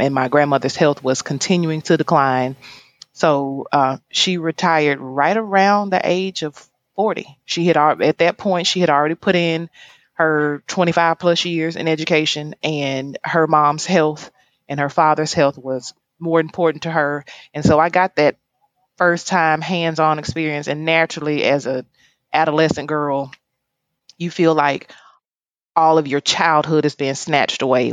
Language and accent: English; Oxford, Mississippi, United States; now in Jackson, United States; I actually was not born um, in Jacksonville, Mississippi. I was born in Oxford, Mississippi.